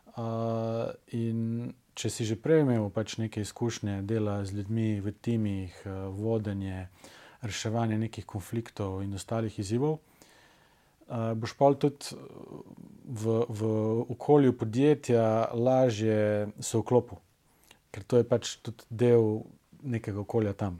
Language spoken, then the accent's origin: Slovenian; Velenje, Savinja, Slovenia; moved away as an adult; also born or lived in Ljubljana; sem iz Velenja